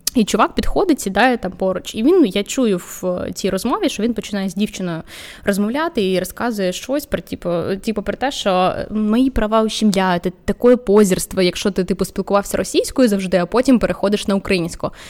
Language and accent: Ukrainian; Vinnytsia, Vinnytsia Oblast, Ukraine; now in Kyiv, Ukraine; Я сама з Вінниці.